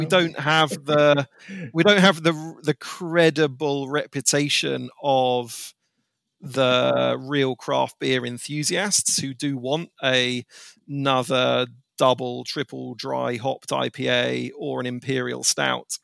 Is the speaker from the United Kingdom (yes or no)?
yes; United Kingdom; as a Brit